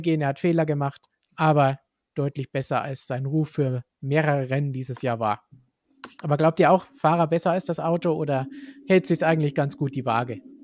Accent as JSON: {"language": "German", "country": "Germany", "said": "bei uns in Deutschland und Umgebung"}